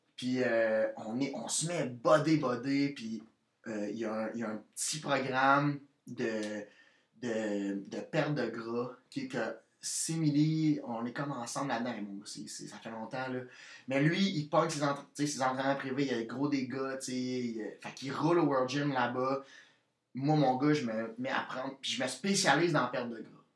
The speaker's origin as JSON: {"language": "French", "town": "Victoriaville", "region": "Quebec", "country": "Canada", "said": "je viens de Victoriaville, qui est proche de Québec qui est à 40, minutes de, Québec"}